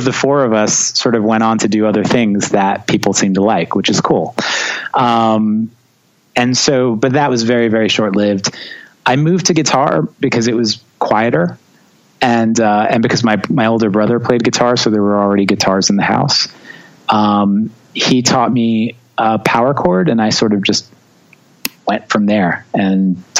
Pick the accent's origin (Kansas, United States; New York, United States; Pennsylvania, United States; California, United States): New York, United States; also born or lived in Long Island; growing up in New York and being a drummer is challenging because everyone lives on top of each other and no one wants to hear you practice.